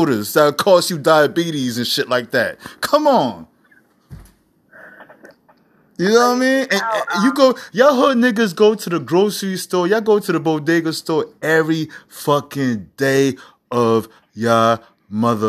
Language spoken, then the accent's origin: English; New York City, New York, United States; I'm from New York City